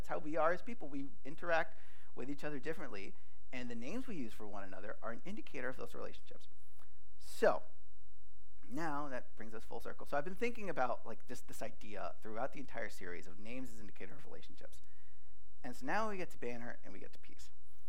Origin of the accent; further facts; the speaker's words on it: Rhode Island, United States; moved away as an adult; now in Connecticut, United States; I am not natively from Connecticut. I am from Rhode Island, from a small suburb northeast of Providence. That is where most of my family is. That is where the church I grew up in is.